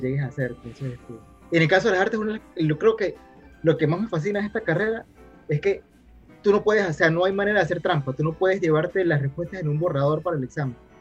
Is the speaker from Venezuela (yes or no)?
yes; Mérida, Venezuela; nosotros somos de Mérida